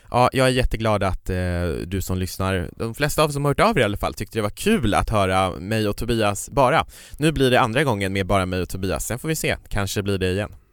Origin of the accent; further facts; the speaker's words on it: Kiruna, Norrbotten County, Sweden; now in Stockholm, Sweden; Jag var ju uppe i Kiruna, där jag kommer ifrån. Det kanske inte hörs på min dialekt, jag har bott i Stockholm i många år